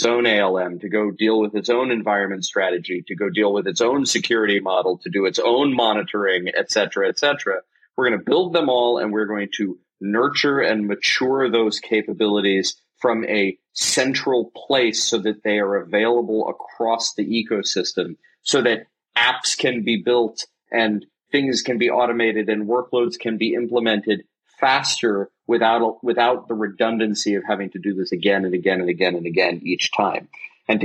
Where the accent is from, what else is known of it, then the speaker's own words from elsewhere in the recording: United States; being American